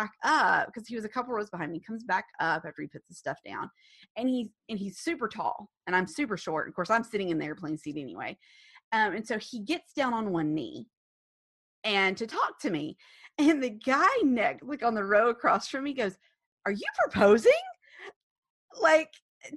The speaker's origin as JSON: {"language": "English", "town": "Huntsville", "region": "Alabama", "country": "United States", "said": "I'm from Huntsville"}